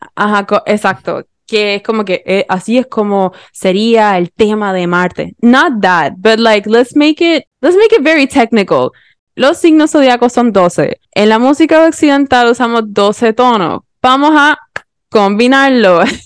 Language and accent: Spanish; Puerto Rico; accent: Puerto Rican; seguía hablando con un acento más puertorriqueño